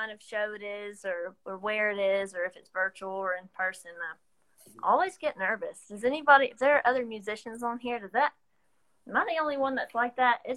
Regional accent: Waynesville, North Carolina, United States; now in Johnson City, United States; Actually, well, I'm from Waynesville. I live in Johnson City currently

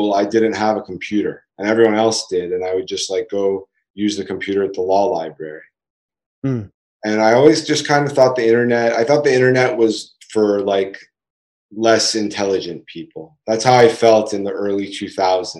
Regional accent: Los Angeles, California, United States; I am a California boy. I was born in Los Angeles, but then everyone else in my family came from Iran

